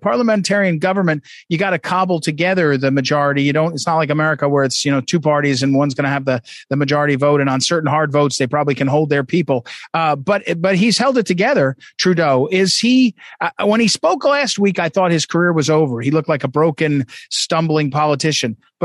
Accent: Missouri, United States; I'm from Missouri

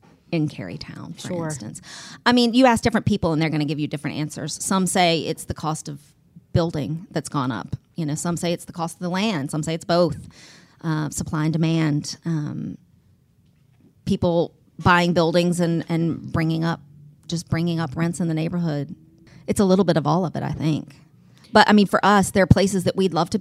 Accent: Mechanicsville, Virginia, United States; also born or lived in Richmond, Virginia; I grew up in Mechanicsville

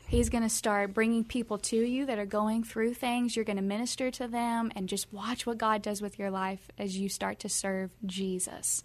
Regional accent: Kentucky, United States; we're from the South, we're from Kentucky, Bible Belt

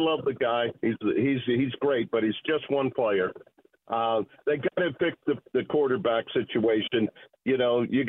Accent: Belle Vernon, Pennsylvania, United States; also born or lived in Hazard, Kentucky / St. Marys, Pennsylvania; now in North Versailles, United States; I'm originally from Bell Vernon

